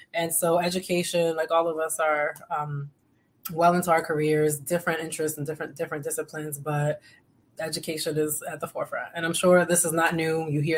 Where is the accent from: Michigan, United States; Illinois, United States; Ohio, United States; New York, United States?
New York, United States; also born or lived in Boston; I am someone who identifies as Afro-Latina. I am of Dominican roots. I am from New York. I also spent a considerable amount of time in Boston.